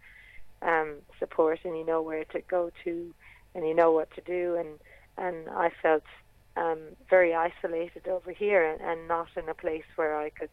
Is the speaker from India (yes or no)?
no; Ireland; now in Australia; in Ireland we have music